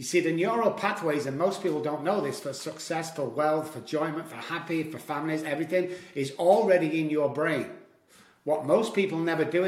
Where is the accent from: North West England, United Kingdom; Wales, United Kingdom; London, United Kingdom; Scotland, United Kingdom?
North West England, United Kingdom; Manchester; moved away as an adult; now in United States; I was born in Manchester, Moss Side, Manchester, to be correct, in the UK. I've been in America about 15 years.